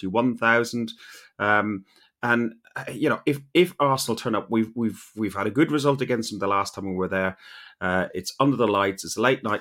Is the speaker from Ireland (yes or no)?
yes; Ireland; Being an Irishman